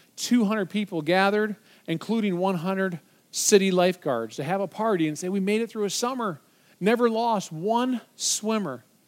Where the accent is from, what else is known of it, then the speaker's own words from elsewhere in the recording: Michigan, United States; moved away; my home state of Michigan